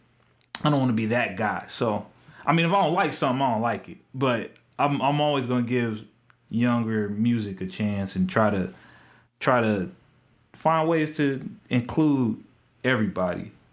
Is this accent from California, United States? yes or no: no; Topeka, Kansas, United States; I'm from Topeka.